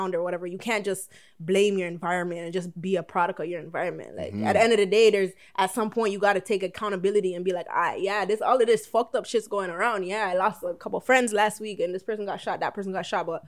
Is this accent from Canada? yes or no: yes; Toronto, Ontario, Canada; growing up in the hood